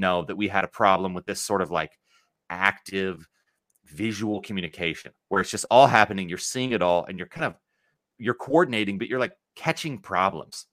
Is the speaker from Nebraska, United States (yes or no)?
yes; Lincoln, Nebraska, United States; I'm from Lincoln, Nebraska